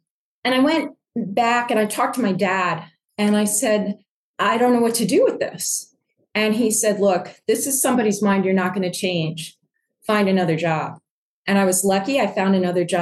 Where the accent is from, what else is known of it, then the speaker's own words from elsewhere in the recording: Cheshire, Connecticut, United States; also born or lived in New Jersey / Washington, D.C.; I grew up in Cheshire, Connecticut, which is right in the middle of Connecticut, north of New Haven and south of Hartford.